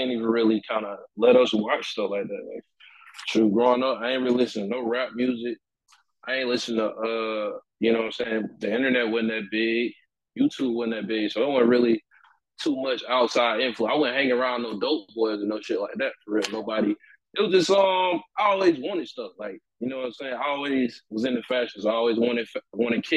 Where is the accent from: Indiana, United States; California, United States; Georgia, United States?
Georgia, United States; Perry; I'm from a small little country town in Georgia called Perry